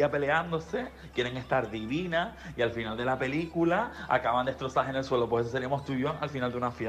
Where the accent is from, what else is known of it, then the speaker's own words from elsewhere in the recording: England, United Kingdom; es que la estaba pensando en inglés porque yo soy inglesa también.